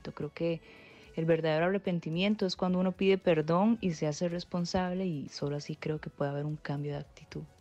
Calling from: Costa Rica; un saludo, Marce y … de Costa Rica.

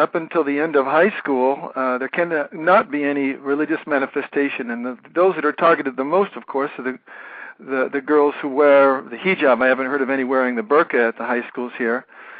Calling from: Paris, Île-de-France, France; I'm actually calling from Paris here.

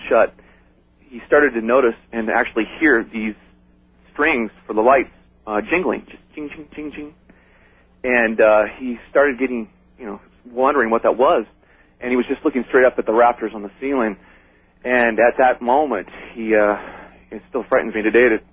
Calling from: Los Angeles, California, United States; I'm calling from Woodland Hills, California

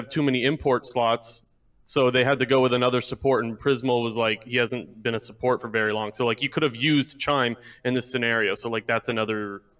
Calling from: Ontario, Canada

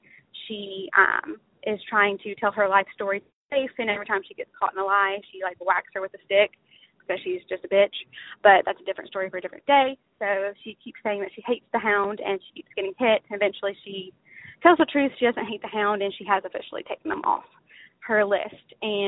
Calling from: Lake Charles, Louisiana, United States; here from Lake Charles, Louisiana

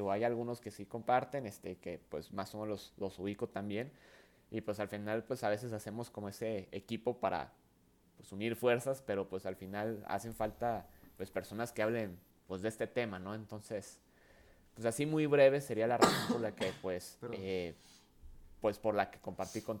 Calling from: Saltillo, Coahuila, Mexico; no, pues aquí andamos desde Saltillo, ¿eh? este, aquí grabando, aunque pues no estamos eh, pues allá en Ciudad de México, pero pues aquí echándole ganas aquí eh, desde Saltillo.

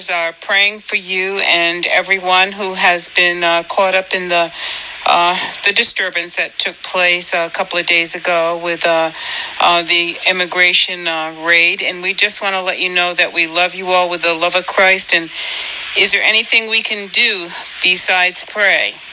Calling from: Chesapeake, Virginia, United States; I'm calling from Chesapeake, Virginia.

